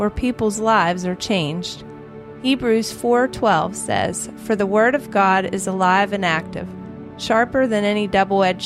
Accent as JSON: {"language": "English", "town": "Morgantown", "region": "West Virginia", "country": "United States", "tie": "born or raised there", "said": "Since I grew up in Morgantown, I decided to attend West Virginia University after graduating from Morgantown High School"}